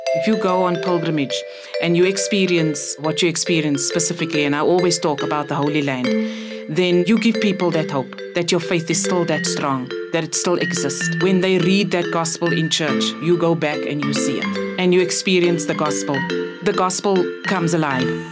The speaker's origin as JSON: {"language": "English", "town": "Cape Town", "region": "Western Cape", "country": "South Africa", "tie": "born or raised there", "said": "I grew up in Cape Town, the colored community in Cape Town"}